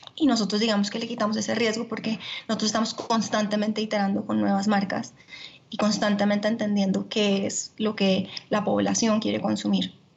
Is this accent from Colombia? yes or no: yes; Colombia; also born or lived in Italy; yo soy colombiana